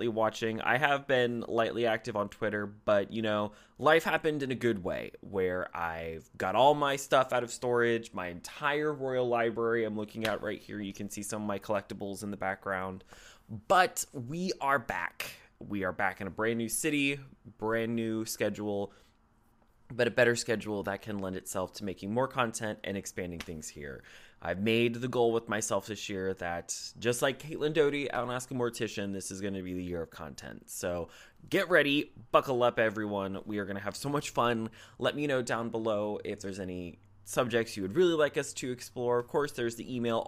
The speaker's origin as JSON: {"language": "English", "region": "Ohio", "country": "United States", "tie": "born or raised there", "also_born_or_lived": "southern Indiana", "moved": "as an adult", "said": "I moved to a new city, back to my home state of Ohio"}